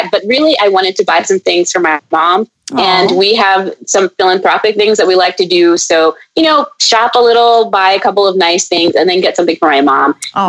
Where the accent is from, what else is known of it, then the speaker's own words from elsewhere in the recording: Maryland, United States; she's from Maryland and I grew up some time in Maryland.